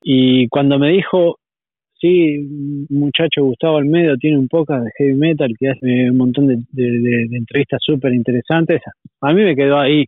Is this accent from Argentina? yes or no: yes; Argentina; moved away as an adult; also born or lived in Uruguay; now in Spain; Soy argentino, sí, argentino. Argentino viví hasta los 23 años en Argentina, después me fui a Uruguay